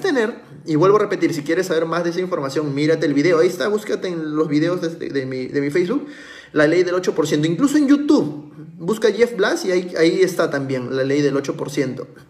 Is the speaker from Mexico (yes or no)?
no; Peru; como un emprendedor, como un peruano cualquiera